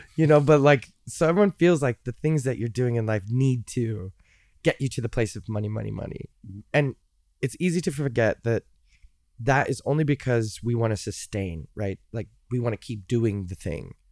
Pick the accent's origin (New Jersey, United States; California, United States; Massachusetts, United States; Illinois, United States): Illinois, United States; Chicago; moved away as an adult; also born or lived in Cincinnati, Ohio; I grew up in Chicago